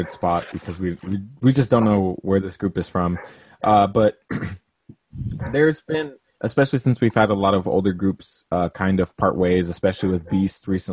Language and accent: English; California, United States; I'm from California. I'm from a place that kind of decriminalized it